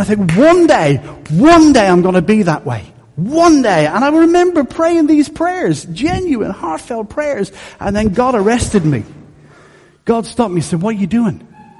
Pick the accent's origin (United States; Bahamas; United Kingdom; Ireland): Ireland; Dublin, Leinster; I am Irish through my core. Whether I sound it or not is another issue. But I am because I was born and raised in Dublin, in Coolock. Coolock.